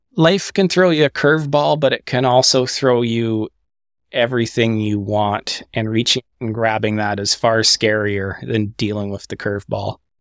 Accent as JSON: {"language": "English", "region": "Quebec", "country": "Canada", "tie": "born or raised there", "also_born_or_lived": "Eastern Ontario", "moved": "as an adult", "lives_now": "Southern Ontario, Canada", "said": "from where I grew up in Quebec"}